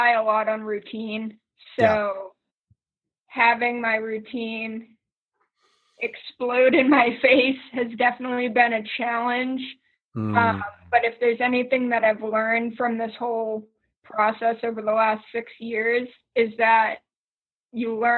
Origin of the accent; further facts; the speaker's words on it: Boston, Massachusetts, United States; moved away as an adult; now in Pittsburgh, United States; I am originally from Boston